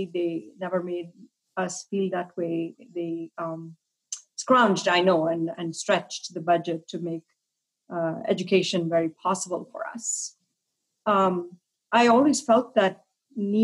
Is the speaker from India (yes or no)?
yes; India; moved away as an adult; also born or lived in Kolkata, West Bengal / Delhi; I grew up in India. I'm an immigrant. I came here to go to graduate school. So I grew up in Calcutta and Delhi